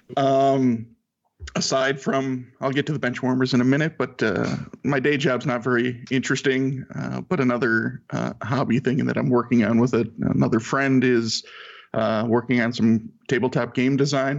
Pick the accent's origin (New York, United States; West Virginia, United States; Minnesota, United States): Minnesota, United States; Saint Paul; I'm from St. Paul, Minnesota